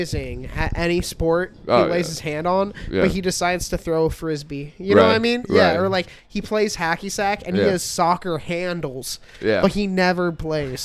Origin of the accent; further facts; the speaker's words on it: Chandler, Arizona, United States; also born or lived in Peoria, Arizona / Glendale, Arizona; I was born out in, like, Peoria, grew up in Glendale till I was about 8. And before third grade, we moved over to the east side